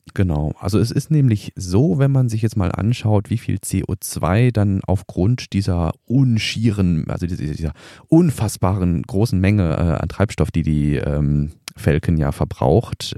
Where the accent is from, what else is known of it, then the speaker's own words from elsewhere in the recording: Germany; bei uns in Deutschland